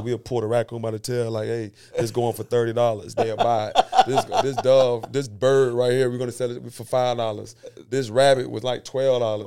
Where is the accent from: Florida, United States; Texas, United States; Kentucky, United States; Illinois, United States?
Florida, United States; Seffner; also born or lived in Carver City, Florida; born and raised, like I said, in Sefina, Florida